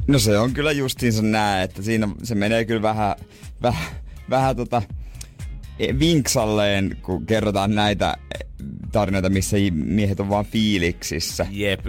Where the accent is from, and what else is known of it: Ostrobothnia, Finland